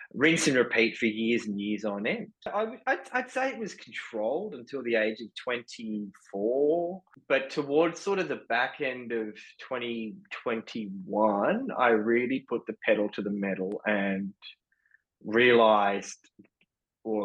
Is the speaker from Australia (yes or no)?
yes; Sydney, New South Wales, Australia; I was born and raised in Sydney